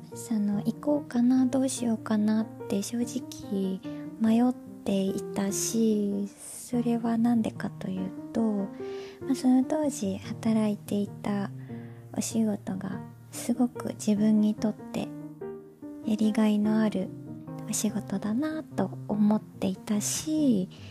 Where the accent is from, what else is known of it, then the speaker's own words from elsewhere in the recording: Japan; moved away as an adult; also born or lived in United States; now in Toronto, Canada; 日本で生まれ育って